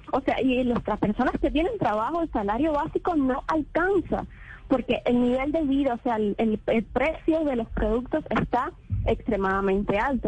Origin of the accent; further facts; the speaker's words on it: Cuba; le voy a hablar como, como cubana